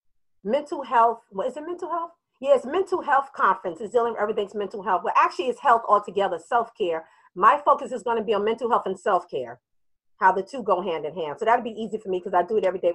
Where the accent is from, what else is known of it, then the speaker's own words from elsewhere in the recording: New York, United States; now in Richmond, United States; I'm from New York, but I moved down to Richmond, Virginia.